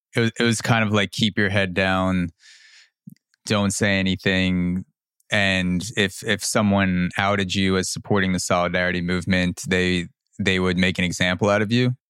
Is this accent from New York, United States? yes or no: yes; New York, United States; I was born in New York in the early 90s and I've always been in the United States